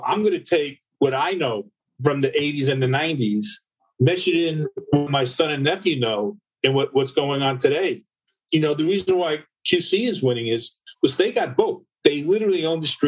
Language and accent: English; Long Island, New York, United States; I grew up in Long Island